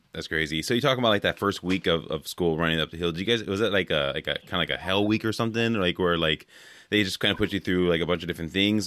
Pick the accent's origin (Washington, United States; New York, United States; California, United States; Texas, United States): California, United States; now in Wisconsin, United States; I grew up in California